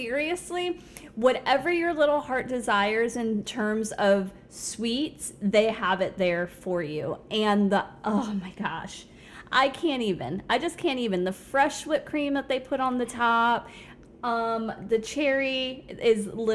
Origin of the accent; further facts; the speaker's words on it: Fort Lauderdale area, South Florida, United States; also born or lived in Bronx, New York; I moved to South Florida when I was 5 and did all my schooling down there